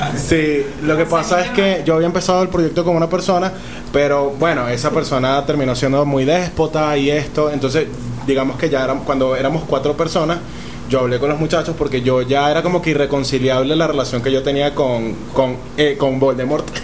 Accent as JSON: {"language": "Spanish", "town": "Caracas", "region": "Capital District", "country": "Venezuela", "said": "yo soy de Katia"}